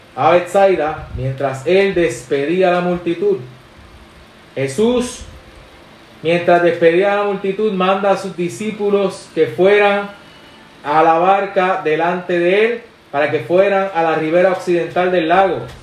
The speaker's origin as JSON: {"language": "Spanish", "country": "Puerto Rico", "said": "somos boricuas"}